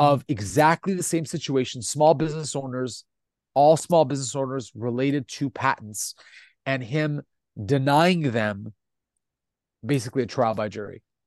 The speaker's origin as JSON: {"language": "English", "country": "Italy", "first_language": "Italian", "second_language": "English", "said": "io sono italiano"}